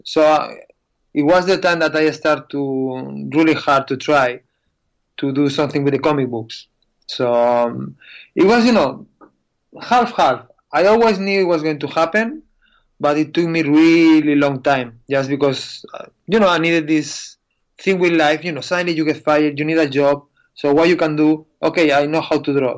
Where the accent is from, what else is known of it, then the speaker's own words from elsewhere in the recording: Spain; English is a second language; I'm from Spain